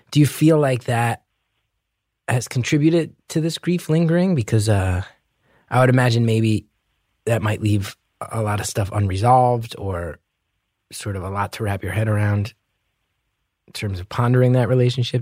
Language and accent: English; New Jersey, United States; accent: heavy New Jersey; I grew up with a very heavy New Jersey accent